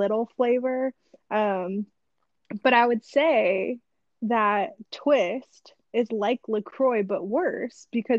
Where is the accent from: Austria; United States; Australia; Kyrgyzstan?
United States; San Antonio, Texas; also born or lived in Atlanta, Georgia; now in Nashville, United States; we're from San Antonio, but I actually currently live in Nashville, Tennessee